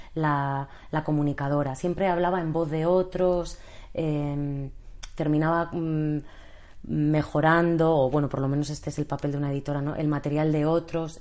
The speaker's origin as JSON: {"language": "Spanish", "town": "Bilbao", "region": "Basque Country", "country": "Spain", "also_born_or_lived": "Madrid", "moved": "yes", "lives_now": "Barcelona, Spain", "said": "en realidad soy de Bilbao, he estudiado en el extranjero, luego la carrera la hice en Madrid, eh, llegué a Barcelona por amor"}